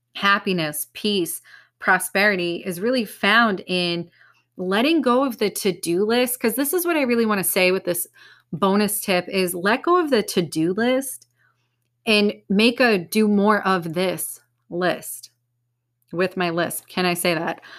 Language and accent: English; United States; I'm American